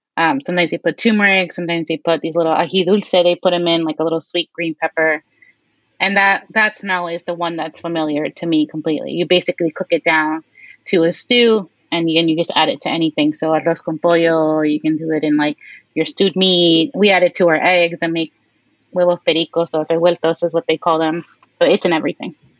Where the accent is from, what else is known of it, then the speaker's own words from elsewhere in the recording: New York City, New York, United States; we grew up here in Queens